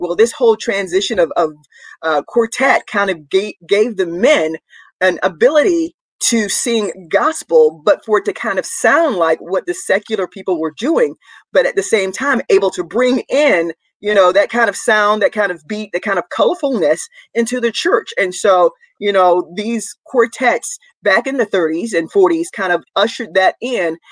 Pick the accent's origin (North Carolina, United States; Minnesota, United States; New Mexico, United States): North Carolina, United States; Rougemont; I'm from Rougemont, North Carolina, Durham County